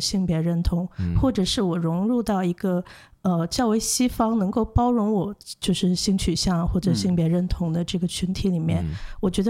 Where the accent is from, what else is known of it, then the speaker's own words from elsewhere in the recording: Hong Kong; also born or lived in China; now in Australia; 因为我本身是我在香港长大，我也在内地长大